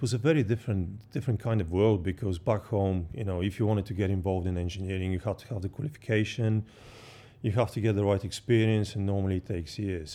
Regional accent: Bulgaria; moved away as an adult; I was born in Bulgaria and I grew up, um, just on the seaside

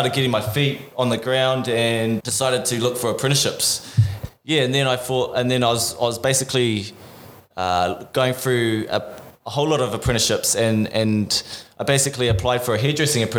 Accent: Auckland, New Zealand; moved away as an adult; now in Gold Coast, Australia; I was born and raised in Auckland

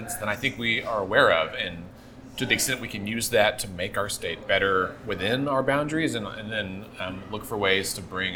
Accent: Texas, United States; moved away; I grew up in Texas

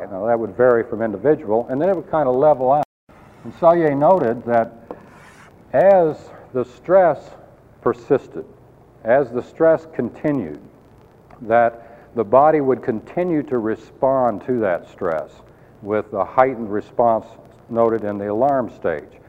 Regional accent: Colorado, United States; I came from Colorado and I, I love the wilderness areas. Very beautiful. We used to go backpacking all the time

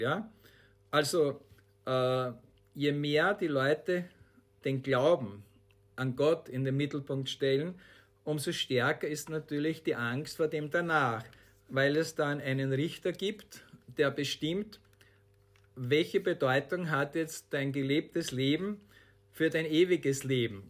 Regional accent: Austria; Bei uns in Österreich

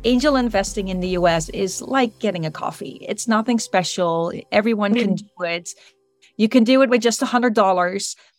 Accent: Netherlands; moved away; also born or lived in United States; I'm originally from Europe

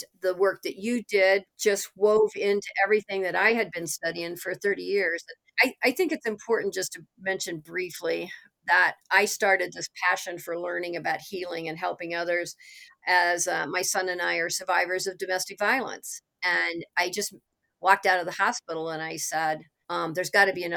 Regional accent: Missouri, United States; I am from Missouri

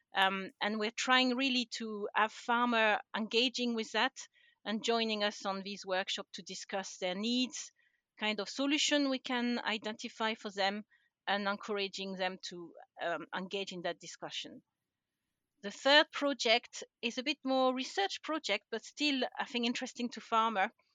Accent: France; accent: French; English is a second language; moved away as an adult; now in Scotland, United Kingdom; I'm originally from France, um, and I don't think I've lost my accent after all these years

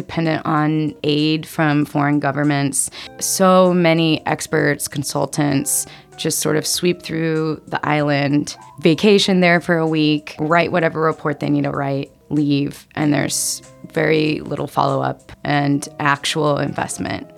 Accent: Northern Virginia, United States; growing up in Northern Virginia and the Washington, D.C. area

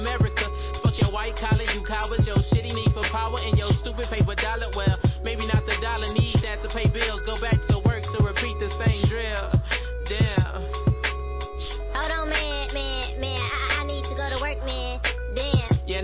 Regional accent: Detroit, Michigan, United States; my hometown of Detroit, Michigan

